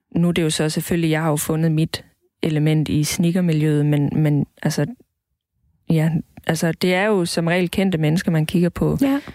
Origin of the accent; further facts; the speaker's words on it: Southern Jutland, Southern Denmark, Denmark; now in Roskilde, Denmark; jeg kommer fra Sønderjylland, hvor der ikke er den største befolkning af homoseksuelle, så jeg havde ikke rigtig nogen at spejle mig